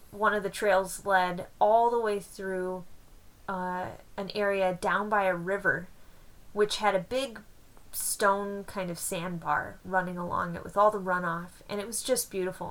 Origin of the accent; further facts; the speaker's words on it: Wisconsin, United States; accent: Wisconsin; my Wisconsin accent